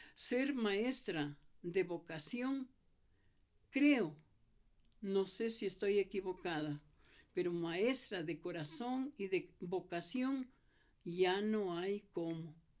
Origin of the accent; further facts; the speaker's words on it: Quito, Pichincha, Ecuador; also born or lived in Cayambe, Ecuador; regresar a mi tierra